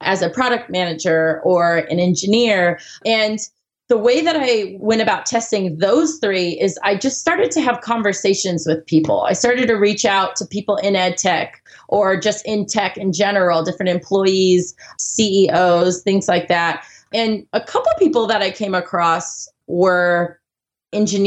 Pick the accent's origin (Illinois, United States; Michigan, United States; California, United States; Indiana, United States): California, United States; Southern; I grew up in SoCal